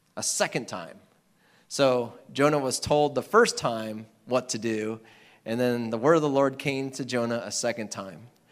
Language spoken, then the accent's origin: English; Iowa, United States